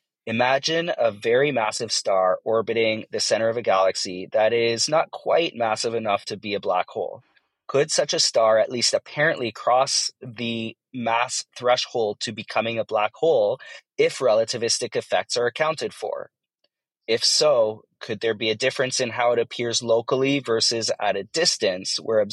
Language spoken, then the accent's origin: English; Toronto, Ontario, Canada; I'm from Toronto, Ontario, Canada, and I have a dark matter question.